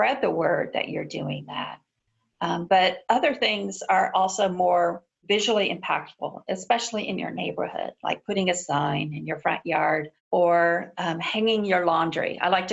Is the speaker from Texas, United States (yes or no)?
yes; Texas, United States; also born or lived in Virginia; now in Washington, D.C., United States; I'm from Texas, so I say folks a lot.